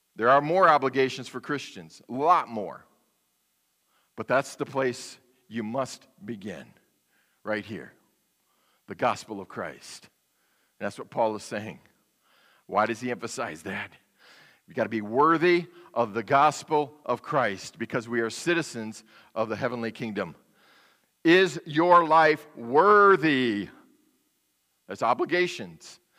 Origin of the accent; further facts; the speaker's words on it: United States; I, as an American citizen